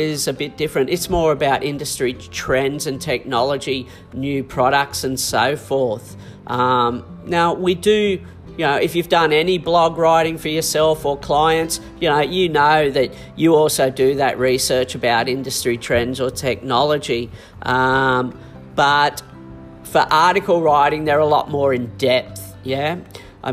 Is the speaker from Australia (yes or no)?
yes; Australia; I'm not a Kiwi. I'm an Australian.